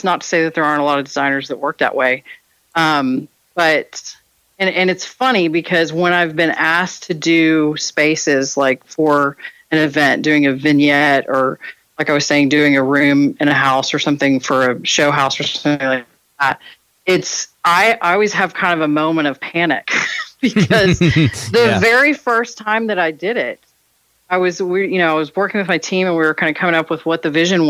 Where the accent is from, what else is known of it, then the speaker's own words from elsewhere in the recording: Texas, United States; I'm born and raised in Texas